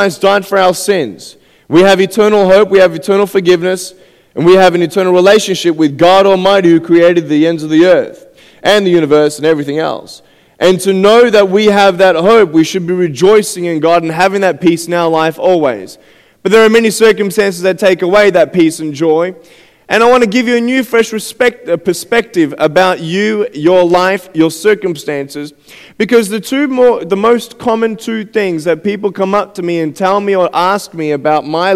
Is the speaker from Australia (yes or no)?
yes; Australia; I'm from Australia, and I'm 23 years old